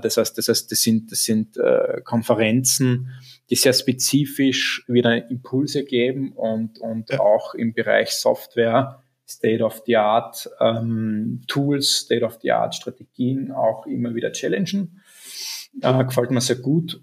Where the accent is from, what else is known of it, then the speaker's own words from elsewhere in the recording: Graz, Styria, Austria; Bin ja gebürtiger Grazer